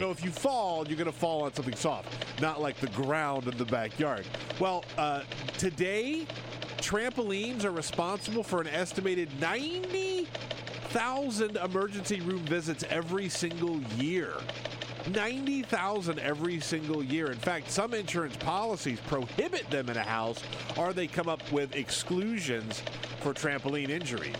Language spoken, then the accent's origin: English; South Carolina, United States; I'm from South Carolina